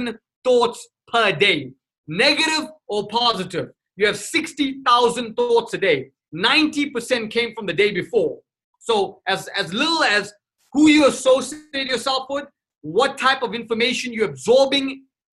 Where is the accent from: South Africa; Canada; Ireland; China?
South Africa; Durban, KwaZulu-Natal; moved away; also born or lived in Johannesburg / Cape Town; I was born and raised in South Africa, Durban, South Africa, and then I literally moved out to Joburg in Cape Town